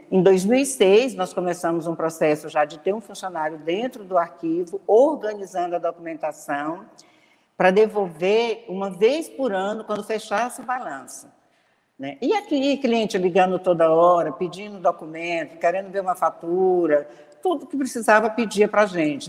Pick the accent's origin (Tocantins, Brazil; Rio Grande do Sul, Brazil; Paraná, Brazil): Tocantins, Brazil; also born or lived in Goiânia; now in Palmas, Brazil; eu sou daqui do Tocantins, morava num lugar que não tinha é, faculdade, então eu fui estudar em Goiânia